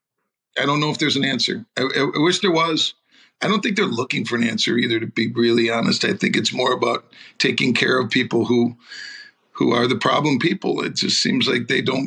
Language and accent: English; St. Paul, Minnesota, United States; my hometown of St. Paul